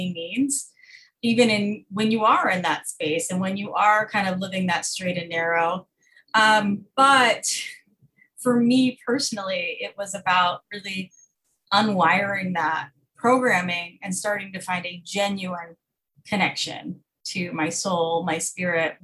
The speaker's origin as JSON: {"language": "English", "town": "Fort Worth", "region": "Texas", "country": "United States", "tie": "born or raised there", "said": "I grew up in Fort Worth, Texas, in a very, very conservative, homeschool cult"}